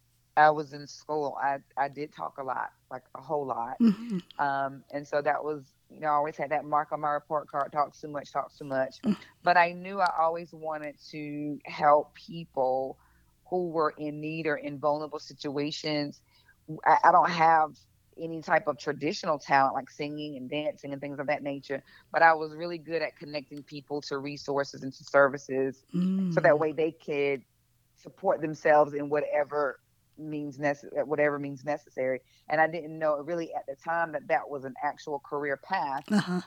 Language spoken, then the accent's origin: English; South Carolina, United States; I mean, I grew up in a very rural community, a very small town. Everybody knew everybody